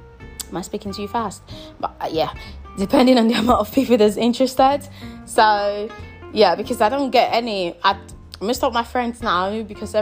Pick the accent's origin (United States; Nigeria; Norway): Nigeria; I'm Nigerian